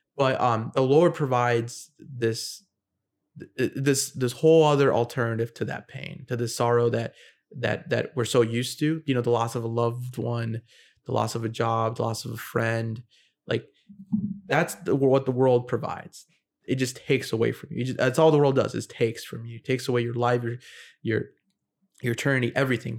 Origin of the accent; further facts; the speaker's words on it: United States; I'm an American who is in the military and I'm in Japan